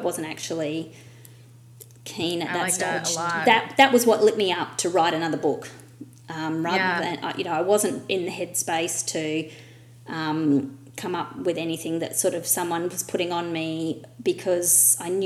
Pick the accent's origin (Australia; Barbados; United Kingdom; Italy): Australia; my Australian English